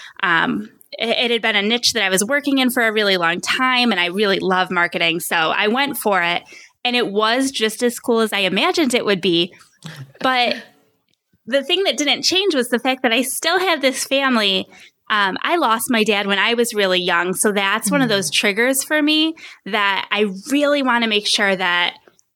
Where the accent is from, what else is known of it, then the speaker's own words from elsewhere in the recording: Rochester, New York, United States; moved away as an adult; now in Phoenix, United States; We're from Rochester, New York, and we've since moved across the country. We're now in Phoenix, Arizona